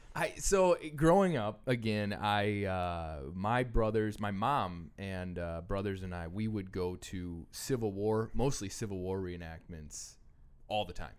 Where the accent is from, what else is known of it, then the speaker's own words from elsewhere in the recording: Random Lake, Wisconsin, United States; where I grew up in Random Lake